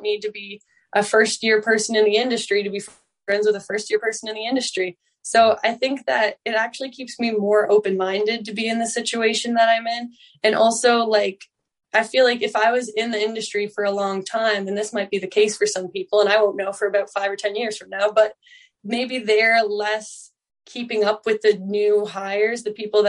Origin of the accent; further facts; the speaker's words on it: Newfoundland and Labrador, Canada; that's just the way of being a Newfoundlander